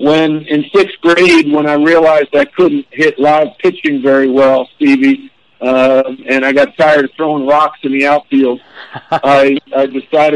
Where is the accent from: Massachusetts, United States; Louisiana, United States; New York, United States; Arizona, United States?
New York, United States; Long Island; moved away; growing up in New York, at that time on Long Island